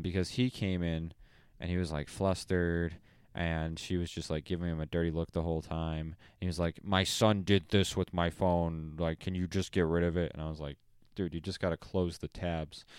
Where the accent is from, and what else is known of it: Fall River, Massachusetts, United States; moved away as an adult; now in Rhode Island, United States